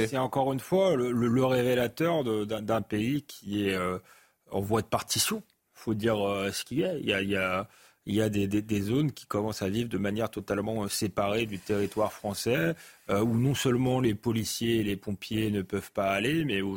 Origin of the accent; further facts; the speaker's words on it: Épinay-sur-Seine, Île-de-France, France; j'ai grandi à Épinay-sur-Seine